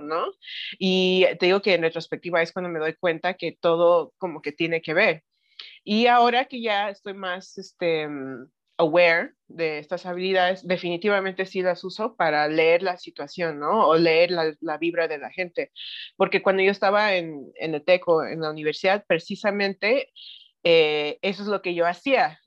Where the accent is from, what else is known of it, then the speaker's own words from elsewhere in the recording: Knoxville, Tennessee, United States; moved away as an adult; also born or lived in Mexico City, Mexico; now in Paracho, Mexico; yo nací en la Ciudad de México, mi familia es de aquí, de la Ciudad de México, pero crecí en Estados Unidos, en una ciudad que se llama Knoxville, Tennessee. Eh, estuve ahí hasta como los 18 años